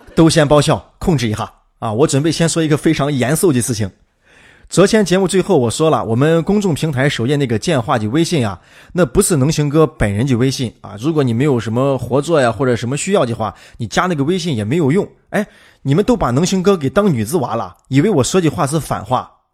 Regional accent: Shaanxi, China; also born or lived in Guangdong; 咱们陕西人

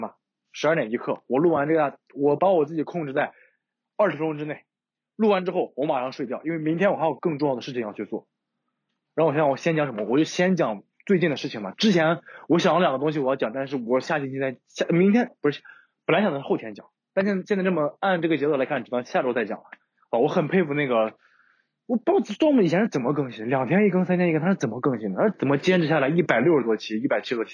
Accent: Shanxi, China; 我山西人，酒量好

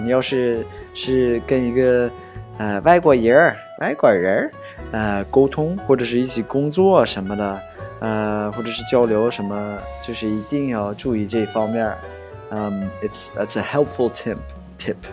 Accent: United States; 我 是 土 生 土 长 的 美 国 人

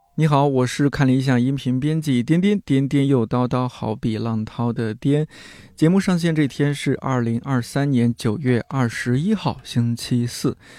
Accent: a small county town in Shanxi, China; moved away; 我们那小县城其实挺安静的，嗯。山西的一个小县城

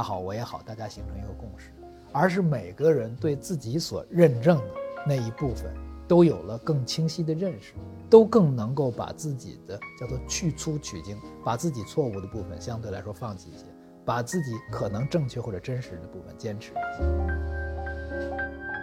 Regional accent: Beijing, China; 北京的劈柴胡同

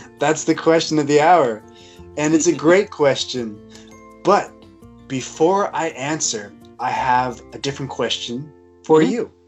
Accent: United States; moved away; I come from Washington, and uh, I maybe not quite as quickly, but we do speak fast

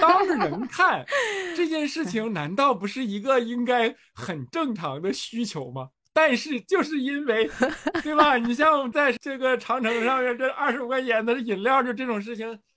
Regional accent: Jinzhou, Liaoning, China; moved away; 我们那儿烧烤真的非常有特色，人咋说呢？全国烧烤当年叫做全国烧烤看东北，东北烧烤看锦州

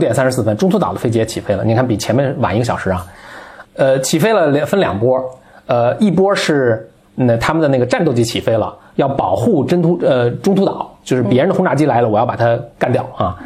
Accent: China; 我们中国人民

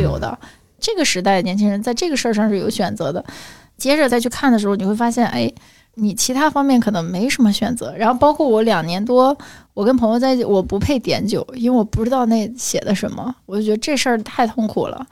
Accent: China; 这就是我们中国人喜欢的东西

